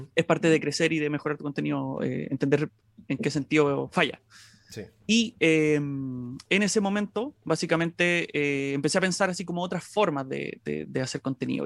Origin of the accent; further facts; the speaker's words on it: Maipú, Santiago Metropolitan Region, Chile; siempre he sido de Maipú, de la comuna de Maipú, que es una comuna que es bastante grande, una de las más grandes de, Santiago